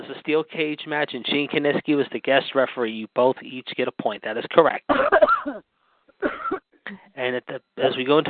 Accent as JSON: {"language": "English", "town": "Pittsburgh", "region": "Pennsylvania", "country": "United States", "tie": "born or raised there", "said": "my hometown of Pittsburgh"}